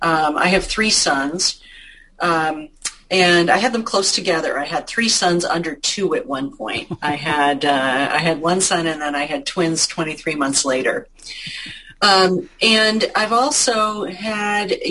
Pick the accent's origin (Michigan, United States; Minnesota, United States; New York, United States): Minnesota, United States; Marshall; growing up in Marshall